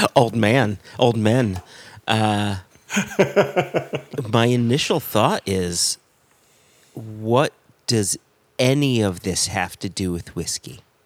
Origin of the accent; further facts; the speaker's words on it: United States; as an American